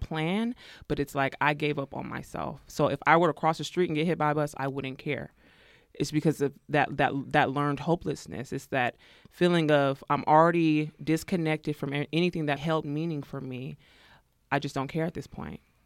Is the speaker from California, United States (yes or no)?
yes; Pittsburg, California, United States; also born or lived in Arkansas; I was born in Arkansas, so that's where my folks are from, but was raised in the East Bay Area, Pittsburgh, California.